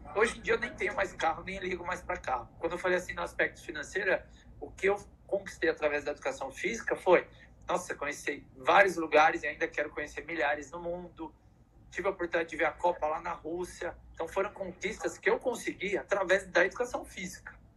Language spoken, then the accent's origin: Portuguese; São Paulo, Brazil; eu que vim lá de Pirituba